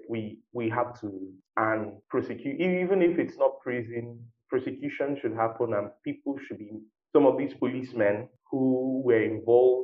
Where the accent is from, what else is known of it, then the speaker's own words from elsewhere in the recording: Nigeria; as a Nigerian